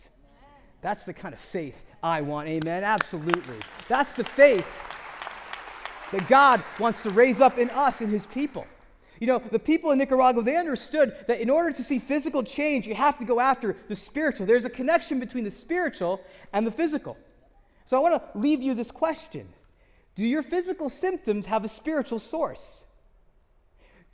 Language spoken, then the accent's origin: English; United States; I grew up in America, in the West, where we have a bias towards scientific rationalism